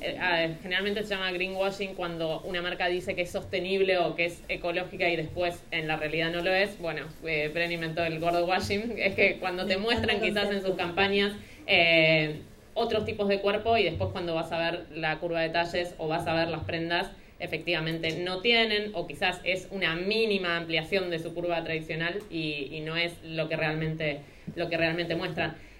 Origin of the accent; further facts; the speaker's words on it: Rosario, Santa Fe, Argentina; soy de Rosario